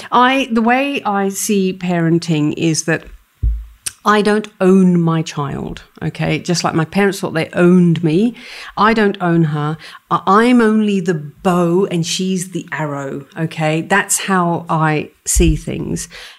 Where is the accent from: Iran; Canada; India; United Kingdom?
India; For me, being Indian, what really comes out strongly, and this is me channeling my dad, and I, you know, I'm not ashamed of it.